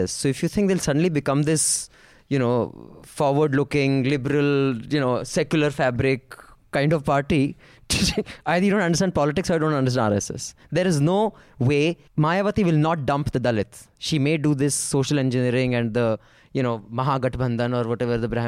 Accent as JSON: {"language": "English", "region": "Queensland", "country": "Australia", "said": "I am from Queensland, Australia, where there is a Great Barrier Reef."}